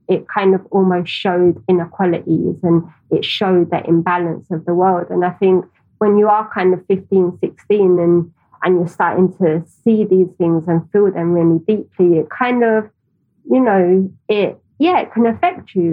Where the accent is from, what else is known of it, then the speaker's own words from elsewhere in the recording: London, United Kingdom; I grew up in Tower Hamlets.